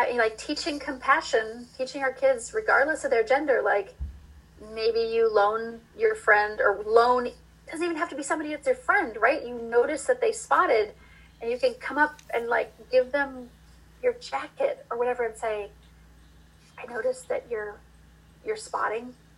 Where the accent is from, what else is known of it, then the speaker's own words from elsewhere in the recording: Iowa, United States; moved away; I grew up in Iowa